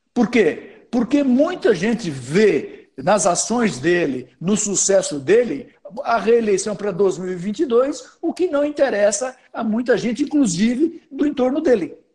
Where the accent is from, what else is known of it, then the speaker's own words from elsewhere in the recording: Brazil; a gente é brasileiro